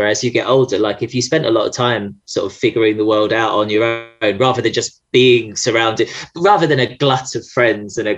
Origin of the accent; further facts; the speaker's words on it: Essex, East of England, United Kingdom; I'm from Essex and I'm transgender.